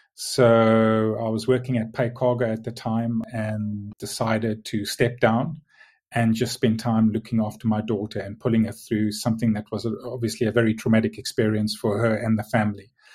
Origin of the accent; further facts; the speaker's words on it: South Africa; moved away as an adult; now in Tunbridge Wells, United Kingdom; born and, and lived and grew up in South Africa, hence, hence the strange accent